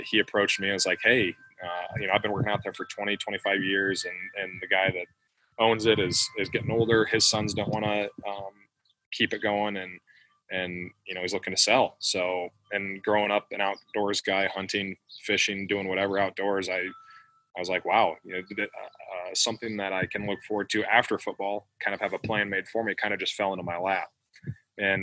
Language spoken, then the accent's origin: English; Williamsburg, Iowa, United States; also born or lived in Los Angeles area, California; We grew up in Williamsburg, so we've always wanted to settle down here